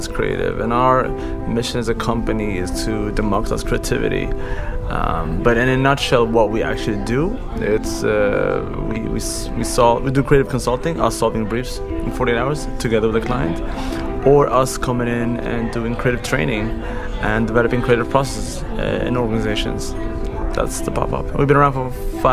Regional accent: Sweden; moved away as an adult; also born or lived in Eritrea / Saudi Arabia / France / Germany; now in London, United Kingdom; I am originally from Eritrea. Born in Saudi Arabia, moved to France when I was 4, moved to Germany 6 months later. I lived in Germany for 2 years and then I came to Sweden eventually when I was 7. That's where I grew up.

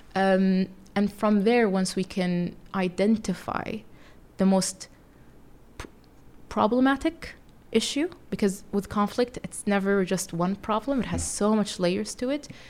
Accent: Saudi Arabia; moved away as an adult; also born or lived in United Kingdom / California; now in New York City, United States; Being from Saudi Arabia, I grew up around Muslims all the time

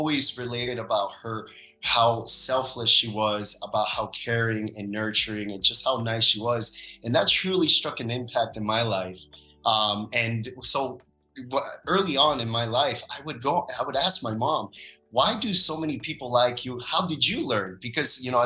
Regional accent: Miami, Florida, United States; also born or lived in Dominican Republic; I'm originally from the Dominican Republic, grew up in the United States in Miami, Florida

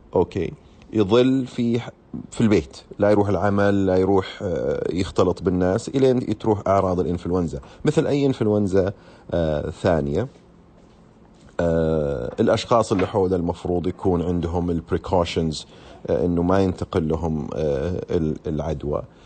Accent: Saudi Arabia; عندنا هنا في السعودية

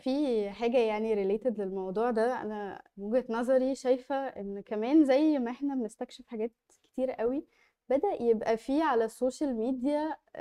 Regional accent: Egypt; احنا كمصريين

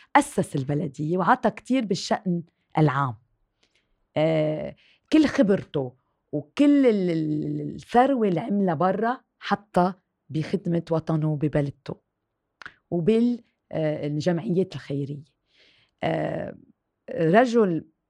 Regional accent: Lebanon; also born or lived in France; فخورة إني أكون لبنانية وبنتمي لهالوطن

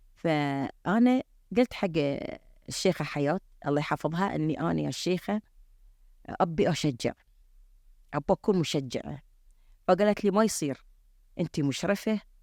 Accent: Bahrain; احنا عندنا في البحرين

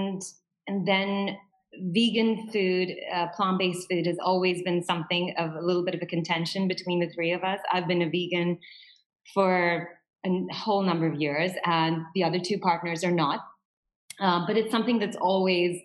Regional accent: India; now in Dubai, United Arab Emirates; I'm from India

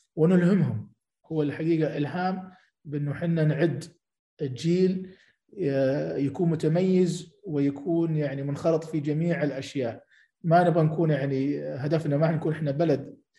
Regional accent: Saudi Arabia; عندنا في السعوديه

